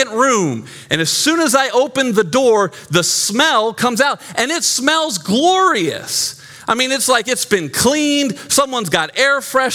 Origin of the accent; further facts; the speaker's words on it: Glen Burnie, Maryland, United States; moved away; also born or lived in Johnson City, Tennessee; I grew up in Glen Burnie, Maryland